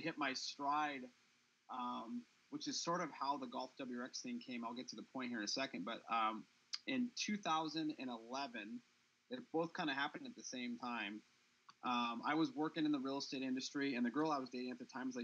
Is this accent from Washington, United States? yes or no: yes; Seattle, Washington, United States; moved away as an adult; also born or lived in California; I grew up in Seattle.